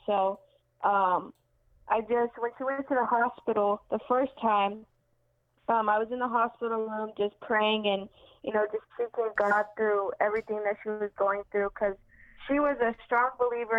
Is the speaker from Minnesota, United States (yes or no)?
no; Phoenix, Arizona, United States; I'm from Phoenix, Arizona, and I'm 21 years old